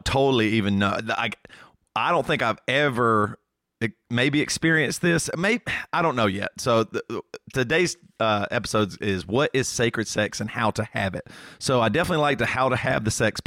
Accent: the South, United States; moved away; growing up in the South

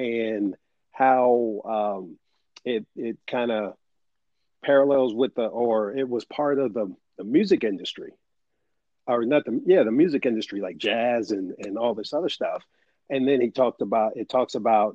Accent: San Diego, California, United States; moved away; my hometown of San Diego

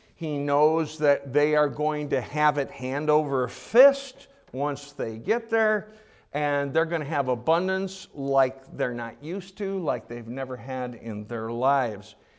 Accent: United States; as American Christians

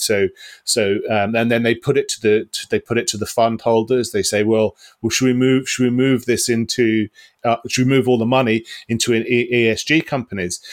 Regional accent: United Kingdom

